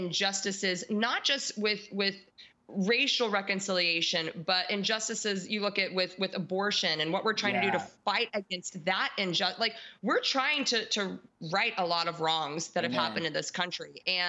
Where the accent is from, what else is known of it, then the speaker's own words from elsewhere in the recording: United States; As a believer and as American